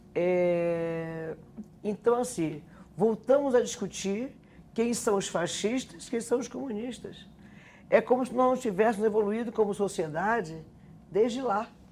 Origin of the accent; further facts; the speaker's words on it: North Region, Brazil; moved away as an adult; por ser do norte